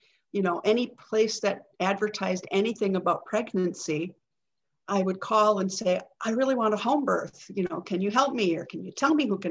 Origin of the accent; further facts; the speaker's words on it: Green Bay, Wisconsin, United States; I live in Green Bay, Wisconsin. This is my hometown, and I've made it my lifelong residence